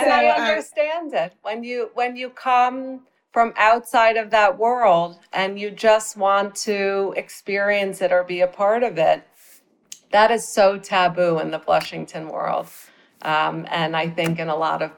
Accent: Midwest, United States; moved away as an adult; also born or lived in New York City; I grew up in the Midwest.

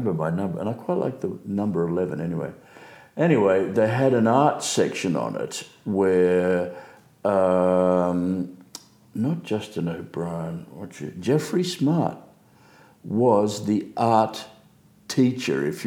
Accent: Sydney, New South Wales, Australia; I was born in Belmore in Sydney when there were dairy farms around that area.

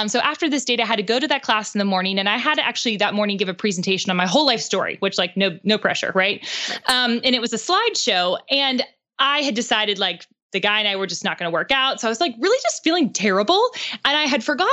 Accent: Pittsburgh, Pennsylvania, United States; now in Nashville, United States; We both live in Nashville now, but he's from Pittsburgh, which is where I'm from.

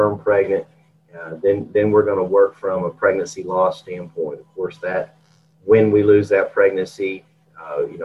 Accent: Georgia, United States; moved away as an adult; also born or lived in Texas / Colorado / Curtis, Nebraska; I grew up in Georgia

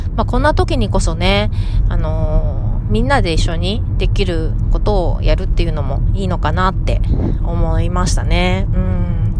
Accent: Fukuoka, Japan; now in San Diego, United States; 地元の福岡

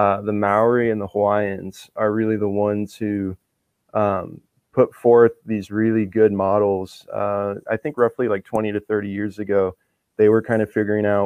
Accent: Rosebud, South Dakota, United States; I'm Lakota from Rosebud, and so we had a few words here and there in the house

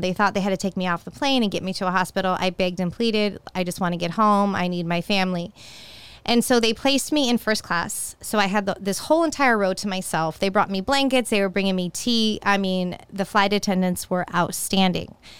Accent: San Jose, California, United States; moved away as an adult; also born or lived in Walnut Creek, California; now in Tampa, United States; I was actually born in Walnut Creek, which is if you're familiar with that area, it's East Bay, very close to Oakland. And then I moved to San Jose when I was two years old

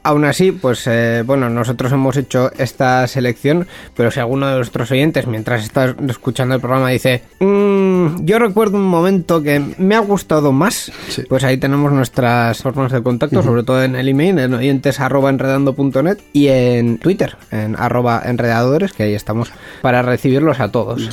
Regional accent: Bilbao, Basque Country, Spain; al final somos de Bilbao

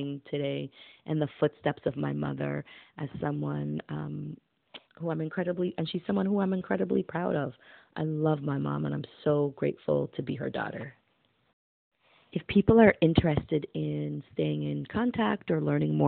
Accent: New York City, New York, United States; also born or lived in Brooklyn, New York; I'm originally from the South Bronx, and now I make my home in Brooklyn, New York.

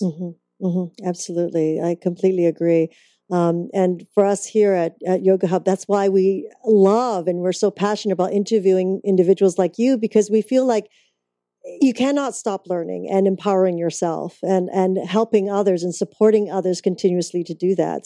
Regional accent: Canada; moved away; I'm originally from Canada

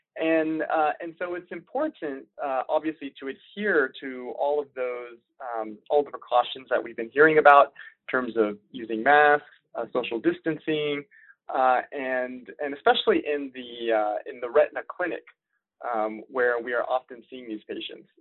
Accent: DC area, Northern Virginia, United States; moved away as an adult; also born or lived in Richmond, Virginia; I grew up in the Northern Virginia, uh, DC area

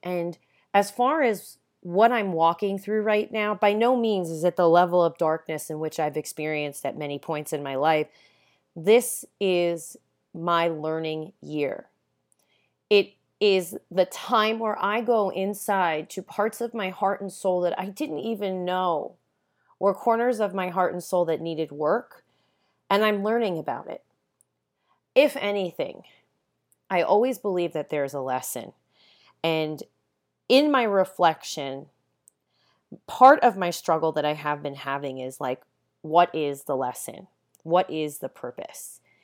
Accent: Long Island, New York, United States; moved away as an adult; also born or lived in Los Angeles; now in Santa Ynez, United States; Ever since I was a little girl growing up on Long Island

